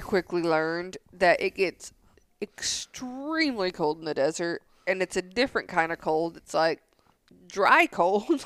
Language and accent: English; Tennessee, United States; now in San Angelo, United States; I grew up right next to a lake, so there's nothing different than this lake and Center Hill Lake, like, where I grew up in Tennessee